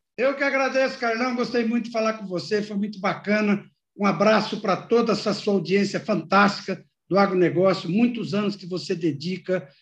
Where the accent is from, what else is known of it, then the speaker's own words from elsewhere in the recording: Garça, São Paulo, Brazil; moved away as an adult; also born or lived in Jaboticabal; eu aí cresci em Garça